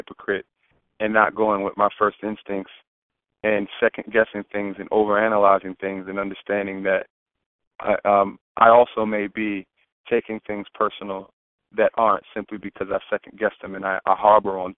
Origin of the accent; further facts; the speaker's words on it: Prince George's County, Maryland, United States; also born or lived in Khartoum, Sudan; When I came back home to Prince George's County, Maryland, which is the wealthiest black county in the United States